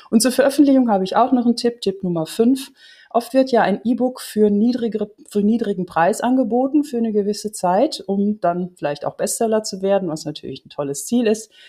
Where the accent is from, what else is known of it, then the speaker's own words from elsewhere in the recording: Netherlands; German is a second language; Ich komme aus Holland und manchmal habe ich ein paar Hollandismen drin